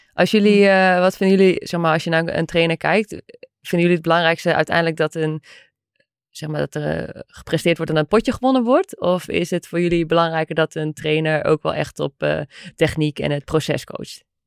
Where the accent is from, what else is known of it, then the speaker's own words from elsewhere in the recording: Netherlands; wij als Nederlanders